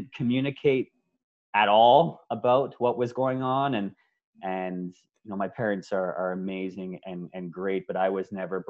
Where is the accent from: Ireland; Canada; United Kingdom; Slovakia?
Canada; Ontario; moved away as an adult; also born or lived in Victoria, British Columbia; now in Vancouver, Canada; I'm originally from Ontario